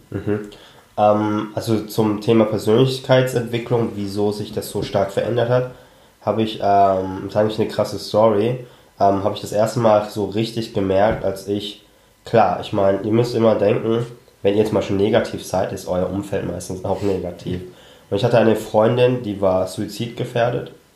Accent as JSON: {"language": "German", "country": "Germany", "tie": "born or raised there", "said": "wir sind ja alle in Deutschland aufgewachsen"}